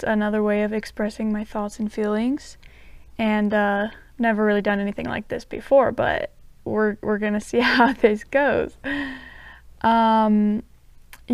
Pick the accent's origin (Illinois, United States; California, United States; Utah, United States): Utah, United States; southern; moved away as an adult; now in Provo, United States; I'm from Utah. I grew up in a really small town in southern Utah, but right now I live in the Provo area